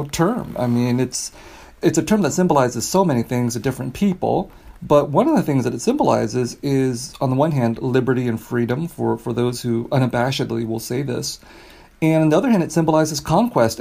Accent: California, United States; I grew up in California

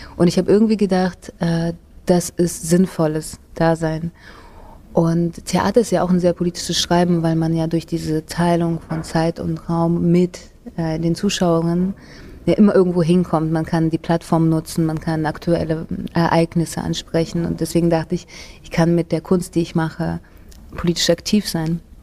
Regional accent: Russia; moved away; also born or lived in Germany / Istanbul, Turkey; Ich bin in Russland geboren und aufgewachsen

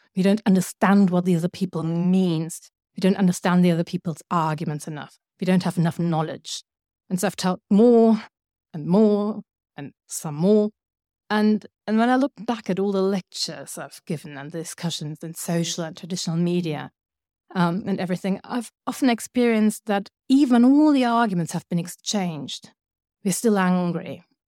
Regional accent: Germany; I come from Germany

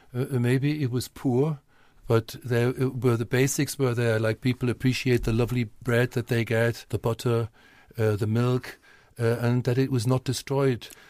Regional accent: North Germany, Germany; English is a second language; moved away as an adult; also born or lived in Westphalia / Cologne / Wales / England; now in Dublin, Ireland; I was from North Germany.

